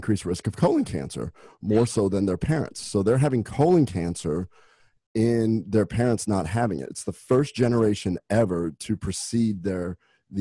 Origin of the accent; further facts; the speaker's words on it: Nebraska, United States; I'm from Nebraska.